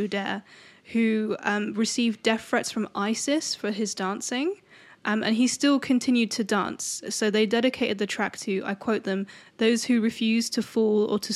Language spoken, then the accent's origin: English; England, United Kingdom; We're English.